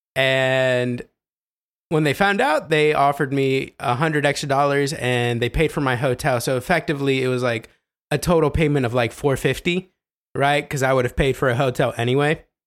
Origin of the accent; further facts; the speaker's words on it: Ohio, United States; I'm from Ohio